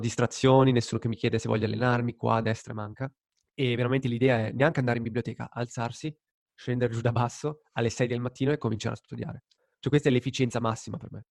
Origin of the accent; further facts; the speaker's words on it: Lugano, Ticino, Switzerland; moved away as an adult; sono tornato nella mia città natale, quindi a Lugano